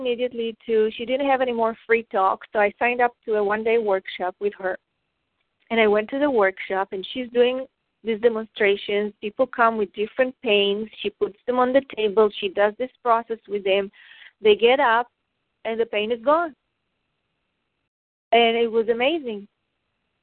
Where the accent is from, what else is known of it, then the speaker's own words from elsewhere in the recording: Israel; I grew up in Israel